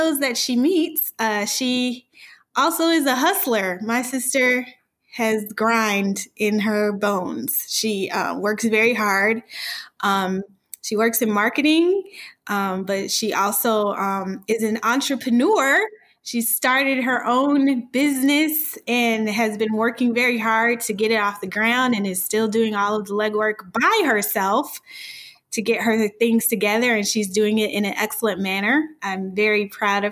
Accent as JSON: {"language": "English", "region": "Illinois", "country": "United States", "tie": "born or raised there", "said": "my home state of Illinois"}